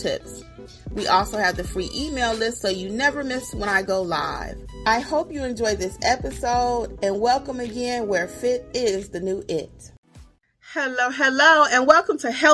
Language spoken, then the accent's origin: English; Michigan, United States; now in Georgia, United States; And I live in Georgia. I'm originally from Michigan.